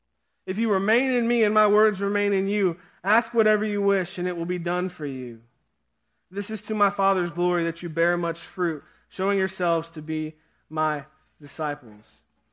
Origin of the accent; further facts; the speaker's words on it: Pennsylvania, United States; at the camp that I grew up at in Pennsylvania.